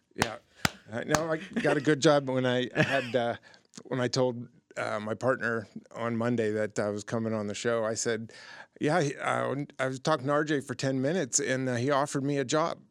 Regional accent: Youngstown, Ohio, United States; I'm from Youngstown, Warren, Ohio, that area

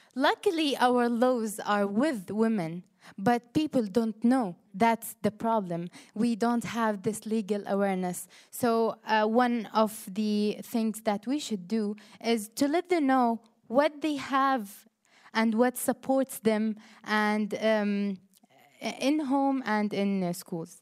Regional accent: Jordan; from Jordan

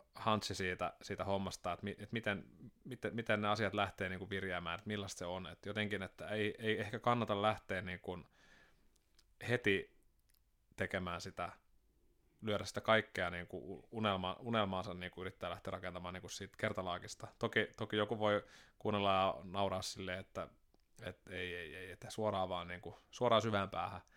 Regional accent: Sastamala, Pirkanmaa, Finland; also born or lived in Seinäjoki, Finland; now in Turku, Finland; muutettiin sieltä tuonne Sastamalaan, kun mä olin seitsemän

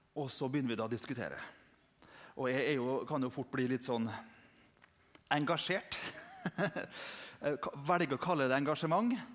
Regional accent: Indre Nordmøre, Møre og Romsdal, Norway; der jeg kommer fra på Indre Nordmøre

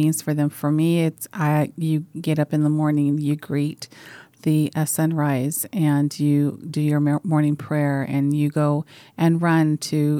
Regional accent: Monument Valley, Utah, United States; I'm a Dene from Mount Valley, Utah

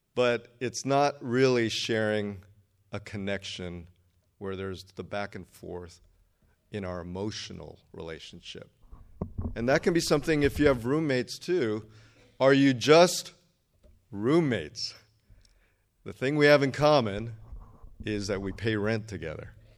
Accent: Redondo Beach, California, United States; also born or lived in Berkeley; I grew up down here in Redondo Beach

